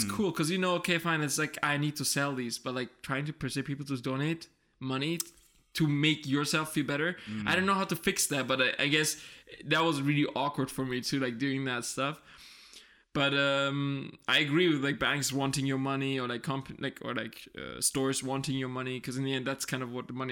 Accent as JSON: {"language": "English", "country": "Germany", "tie": "born or raised there", "said": "born and raised in Germany"}